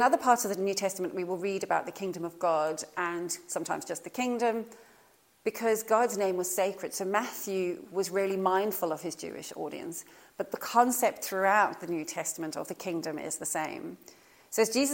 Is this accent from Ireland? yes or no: no; South Africa; now in Norfolk, United Kingdom; I was born in South Africa